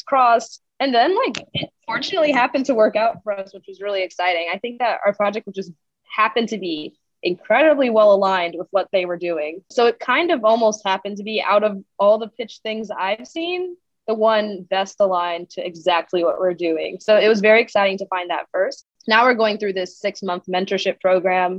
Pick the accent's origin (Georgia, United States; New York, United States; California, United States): New York, United States; New York City; I grew up in New York City